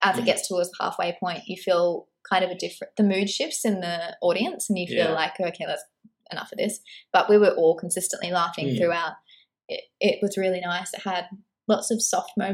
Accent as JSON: {"language": "English", "country": "Australia", "said": "being Australian"}